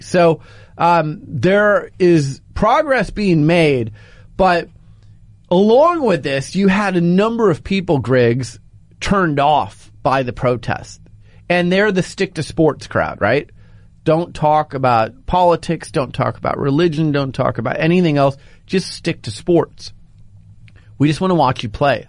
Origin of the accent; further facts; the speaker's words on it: Phoenix, Arizona, United States; moved away; I'm from Phoenix